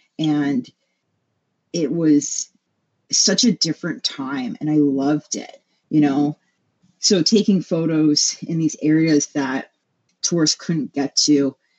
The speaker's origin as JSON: {"language": "English", "region": "Hawaii", "country": "United States", "tie": "born or raised there", "moved": "yes", "lives_now": "Milwaukee, United States", "said": "So I was born and raised in Hawaii. And ever since coming to the mainland"}